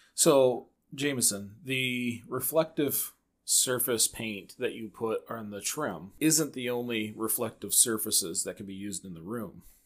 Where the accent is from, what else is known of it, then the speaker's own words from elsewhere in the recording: Michigan, United States; we're from Michigan